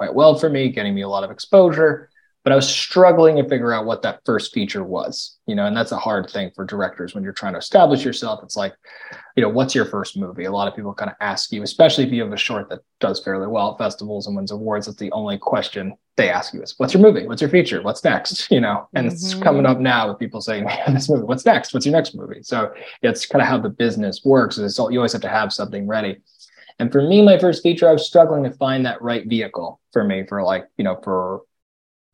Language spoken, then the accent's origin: English; New York City, New York, United States; moved away as an adult; I grew up in Brooklyn. Brooklyn, New York